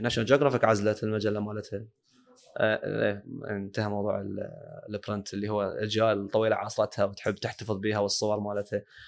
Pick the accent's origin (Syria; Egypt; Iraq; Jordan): Iraq; Baghdad Governorate; عندنا ببغداد